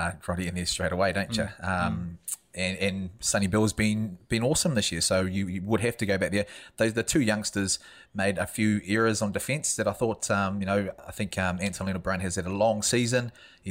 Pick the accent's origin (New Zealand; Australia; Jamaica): New Zealand; as a Kiwi